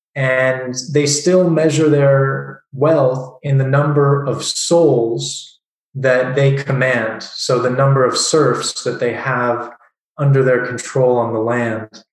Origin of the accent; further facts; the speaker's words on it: Southern California, United States; moved away as an adult; now in Prague, Czech Republic; I grew up in Southern California